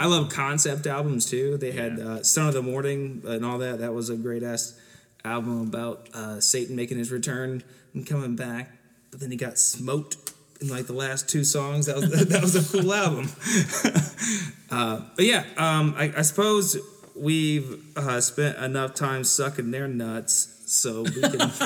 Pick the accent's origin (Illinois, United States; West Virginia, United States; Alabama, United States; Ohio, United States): Ohio, United States; Southern; growing up in Southern Ohio